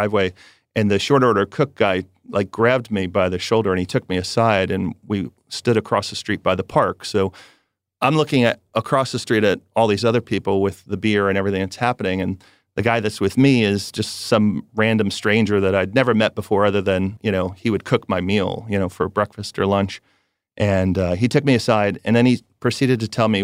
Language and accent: English; New Jersey, United States; I grew up in New Jersey and I was in, let's just say, the rougher part of New Jersey.